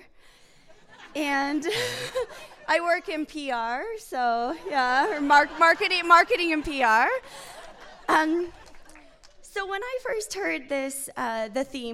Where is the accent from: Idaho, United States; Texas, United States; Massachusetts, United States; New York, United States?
Idaho, United States; Malad City; I was raised in Malad